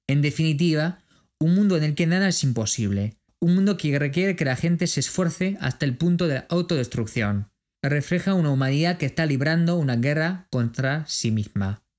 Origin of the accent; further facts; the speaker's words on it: France; de Francia